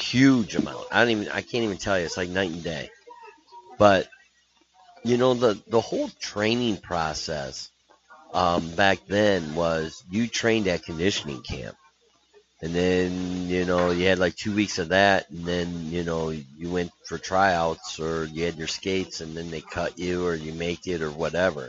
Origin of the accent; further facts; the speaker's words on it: United States; I'm an American